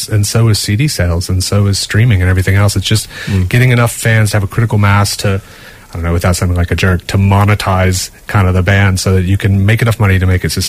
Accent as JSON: {"language": "English", "region": "Southern United States", "country": "United States", "tie": "born or raised there", "also_born_or_lived": "Boston / London", "lives_now": "Ireland", "said": "grew up in the deep south in the states"}